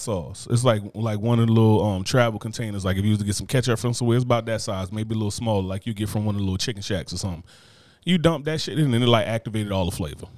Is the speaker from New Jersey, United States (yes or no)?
yes; New Jersey, United States; moved away